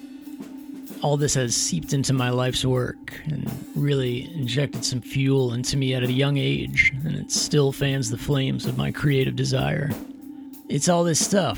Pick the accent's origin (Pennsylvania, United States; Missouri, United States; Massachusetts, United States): Pennsylvania, United States; Middletown; moved away as an adult; also born or lived in New York City; now in Linglestown, United States; I grew up here in Middletown, just a few minutes from the plant